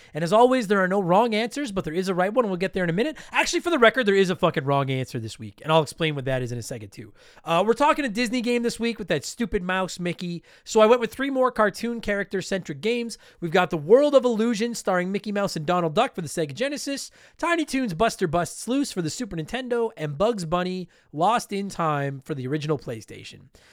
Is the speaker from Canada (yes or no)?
yes; Canada; I am a proud Canadian